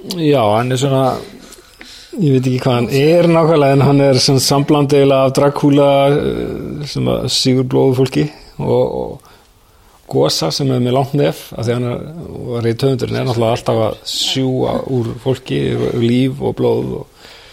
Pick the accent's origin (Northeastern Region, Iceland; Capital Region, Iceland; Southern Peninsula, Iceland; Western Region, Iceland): Capital Region, Iceland; Reykjavík; also born or lived in New York, United States; Ég ólst upp í háaleitinu.